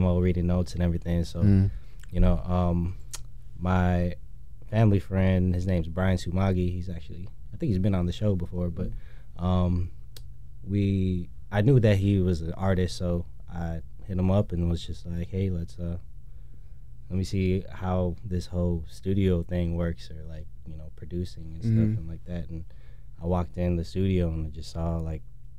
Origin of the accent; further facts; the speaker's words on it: Skokie, Illinois, United States; I'm from Skokie, Illinois, up north.